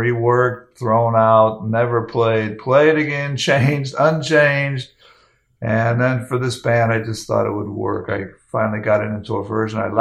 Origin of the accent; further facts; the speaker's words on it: Hayward, California, United States; moved away; also born or lived in Maine; I grew up in Hayward, California